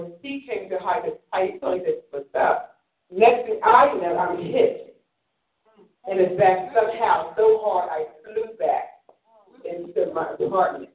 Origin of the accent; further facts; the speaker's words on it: Philadelphia, Pennsylvania, United States; also born or lived in Germany; I was born in Philadelphia about age 1920